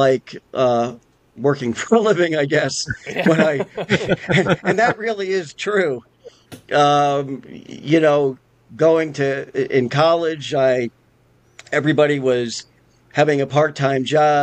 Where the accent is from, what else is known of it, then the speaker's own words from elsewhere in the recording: Albany, New York, United States; also born or lived in Las Vegas, Nevada; now in Pennsylvania, United States; I grew up in Albany, New York.